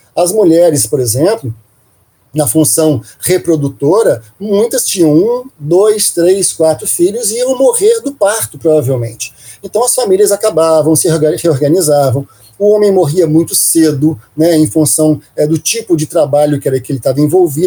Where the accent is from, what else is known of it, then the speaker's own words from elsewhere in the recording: Minas Gerais, Brazil; eu sou de origem de Minas Gerais, eu sou mineiro